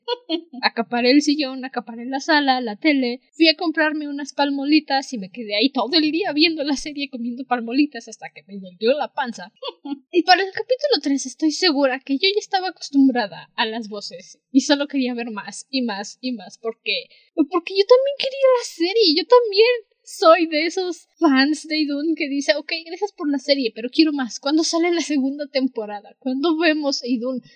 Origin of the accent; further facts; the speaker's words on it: Mexico; somos de México